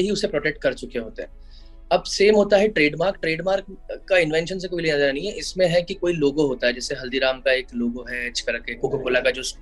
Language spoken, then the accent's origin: Hindi; Bhopal, Madhya Pradesh, India; आ, मेरा जन्म भोपाल मध्य प्रदेश में हुआ जो कि एक टीयर टू सिटी है